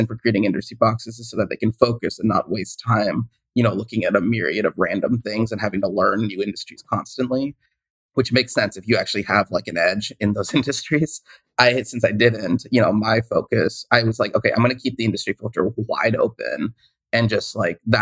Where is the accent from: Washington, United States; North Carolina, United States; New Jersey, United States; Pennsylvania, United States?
Washington, United States; Seattle; also born or lived in Boston; I grew up in the Seattle area